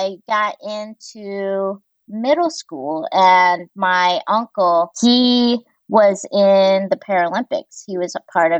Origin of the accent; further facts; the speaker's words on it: Greensboro, North Carolina, United States; also born or lived in Busan, South Korea / Walla Walla, Washington; I grew up mostly in Greensboro, North Carolina